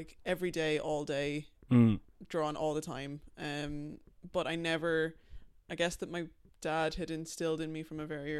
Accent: Dublin, Leinster, Ireland; I am. Yeah, I'm from Dublin. My accent sometimes can sound. People think that I'm American.

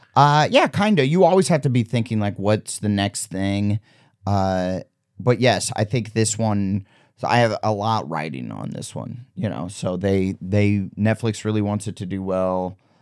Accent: Omaha, Nebraska, United States; moved away as an adult; also born or lived in Waterloo, Iowa; now in Los Angeles, United States; I grew up in Wadley, Iowa till I was ten, and then we moved to Omaha, and then I, till high school, and then after I graduated, I moved to, uh, L A.

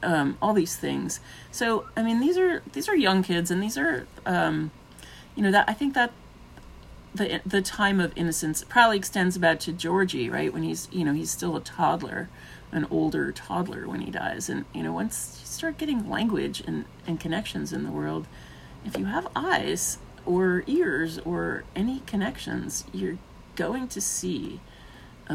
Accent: New York City, New York, United States; I grew up in Brooklyn

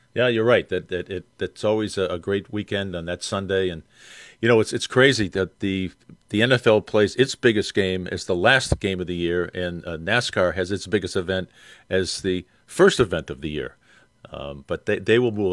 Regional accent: Boston, Massachusetts, United States; I'm from Boston

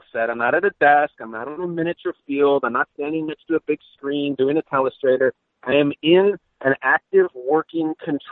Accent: Chicago, Illinois, United States; moved away; also born or lived in Los Angeles / New York; I grew up in Chicago

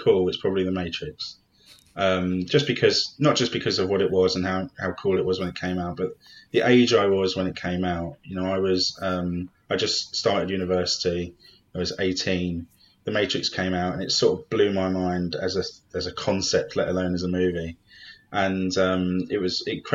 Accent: London, United Kingdom; I grew up in South London

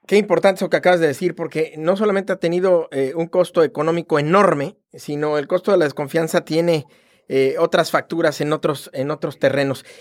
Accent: Mexico; como mexicano

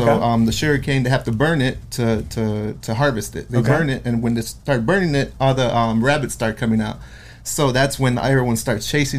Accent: Belle Glade, Florida, United States; Yeah, I'm from a small town called Belglade, Florida. Small town.

